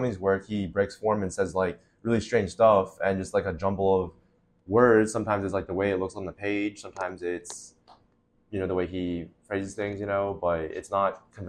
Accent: Florida, United States; also born or lived in Utah / Shanghai, China / Boston; So I was born in Utah. I stayed there until I was 7, and then I moved to Florida until I was 10, and then I was in Shanghai, China from 10 to 16.

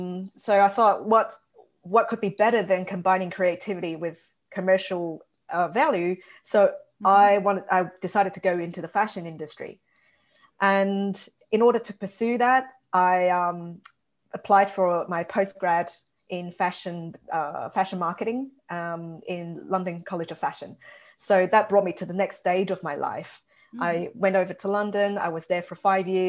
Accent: Brisbane, Queensland, Australia; also born or lived in Taiwan; I was originally from Taiwan and I grew up in Brisbane.

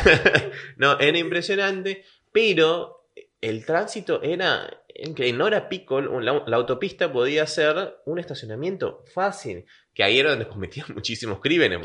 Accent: Caracas, Capital District, Venezuela; also born or lived in Lima / Buenos Aires; now in La Plata, Argentina; Yo viví en Caracas, Venezuela, que es donde nací

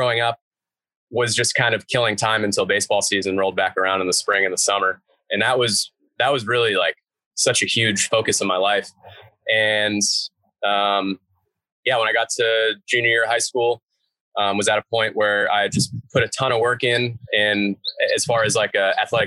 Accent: Newton, Massachusetts, United States; now in Hayward, United States; I grew up in Boston. Just outside of Boston, a town called Newton

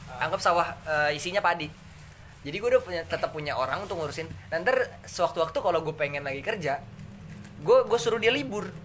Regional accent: Pakem, Special Region of Yogyakarta, Indonesia; di deket kampung gue sih di Pakem Kaliurang itu kayak perkampungan gitu

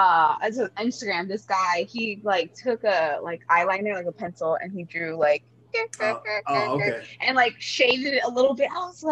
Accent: Florida, United States; also born or lived in Toronto; I always tell people, oh, I'm from Miami, blah, blah, blah. I'm really not. I'm actually of South Florida. Yeah. But we moved around there too. But I was born in Toronto. My mom's Cuban.

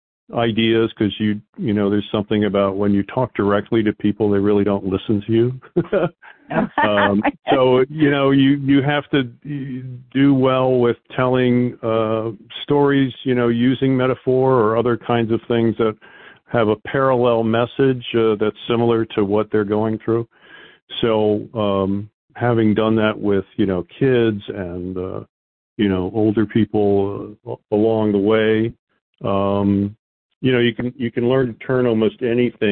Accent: United States; we had a lot of extended family in New Jersey and Philadelphia as we grew up outside of Washington.

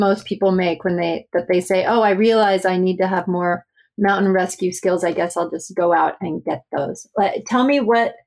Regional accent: Alaska, United States; now in San Francisco, United States; I grew up in Alaska

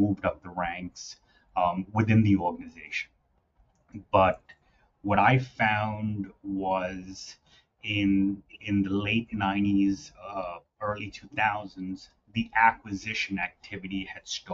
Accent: New York City, New York, United States; I grew up in the city. I grew up in Queens

